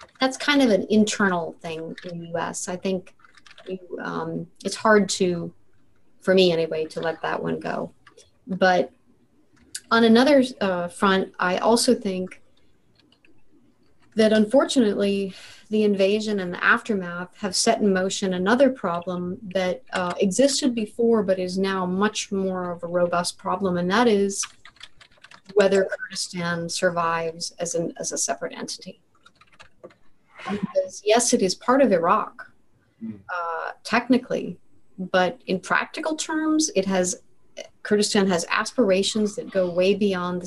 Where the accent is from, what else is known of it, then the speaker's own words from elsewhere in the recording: United States; I feel as an American